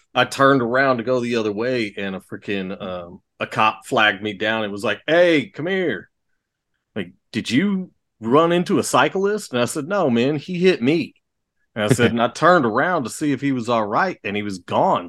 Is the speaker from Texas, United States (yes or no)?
yes; Texas, United States; I grew up here in Texas